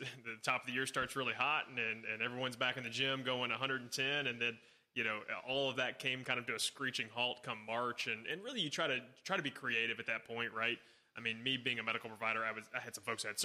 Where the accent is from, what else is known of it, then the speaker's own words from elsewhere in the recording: Nashville, Tennessee, United States; Born and raised in Nashville